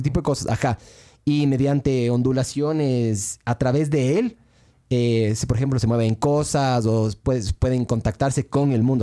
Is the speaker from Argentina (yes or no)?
no; Ecuador; somos ecuatorianos